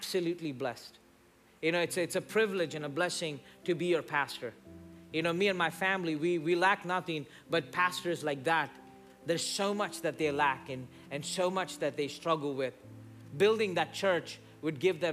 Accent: India; moved away; I grew up in India

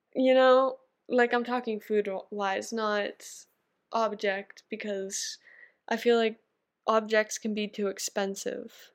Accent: Canada; I'm a Canadian girl

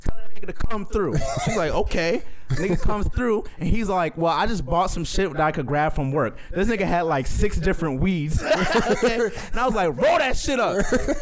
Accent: California, United States; born there; I was born in Cali. I go to Cali all the time to see my family.

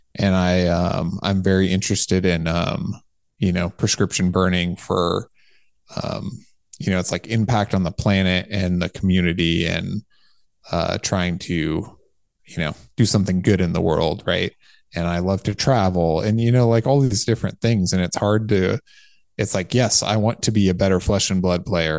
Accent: California, United States; also born or lived in Santa Barbara, California; I built my house where I grew up, um, outside of town in the country, Oak Woodland

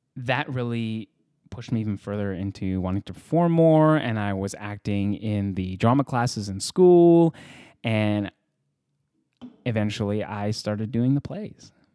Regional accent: Edmonton, Alberta, Canada; moved away as an adult; also born or lived in Vancouver; now in Los Angeles, United States; I was raised, I was born in Edmonton, Alberta

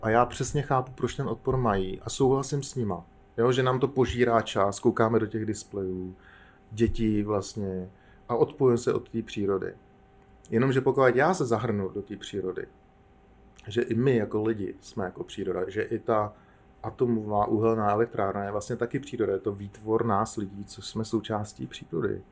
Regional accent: Czechia; my jako Češi jsme zažili

